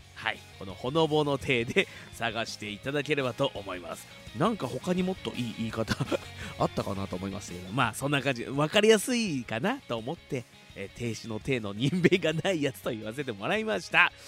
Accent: Fuji, Shizuoka, Japan; 生まれも育ちも富士市

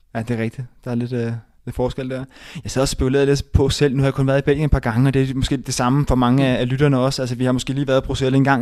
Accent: Rødovre, Capital Region of Denmark, Denmark; jeg kommer selv fra, fra Rødovre af

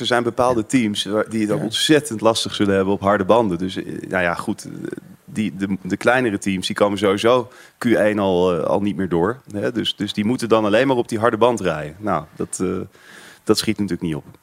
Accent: Netherlands; als Nederlander

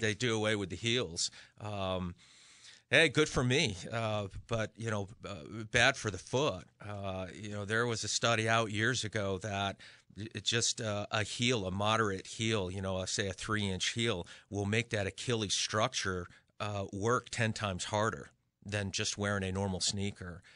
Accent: Western Massachusetts, United States; now in Connecticut, United States; I'm originally from Western Mass. So for me, this is coming home

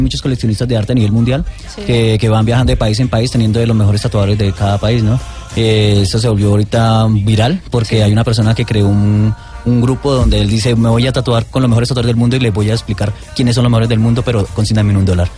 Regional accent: Colombia; nací en Colombia, amo a Colombia.

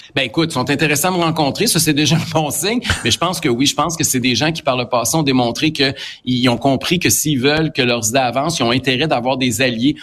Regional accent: Quebec, Canada; en tant que Québécois

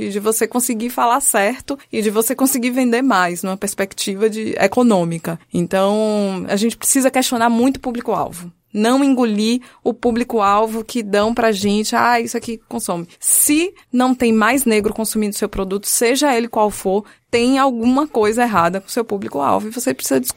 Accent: Bahia, Brazil; Lá no meu país, Bahia

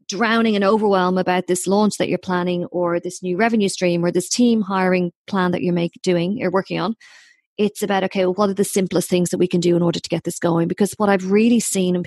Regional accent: Ireland; I'm too Irish

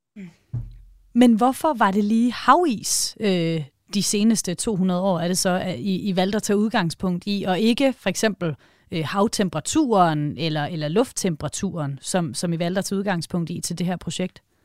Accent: Denmark

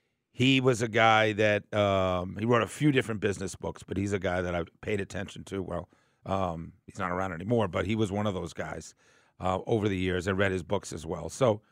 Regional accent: Boston, Massachusetts, United States; moved away; I'm from Boston

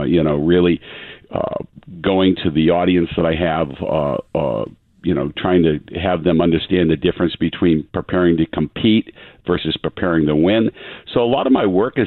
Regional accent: Easton, Massachusetts, United States; growing up in Easton

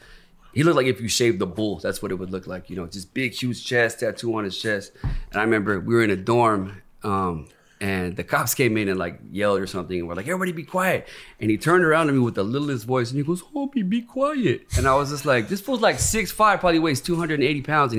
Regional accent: Los Angeles, California, United States; being from Venice back then was the most important thing

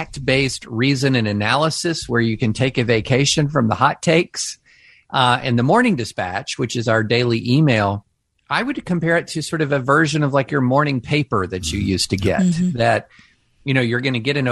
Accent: rural Kentucky, United States; moved away; also born or lived in Opelika, Alabama / Nashville, Tennessee; But I grew up in rural Kentucky

